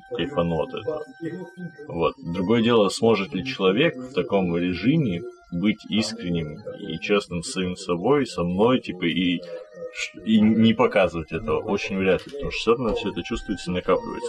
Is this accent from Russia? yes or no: no; Kazakhstan; я родом из Казахстана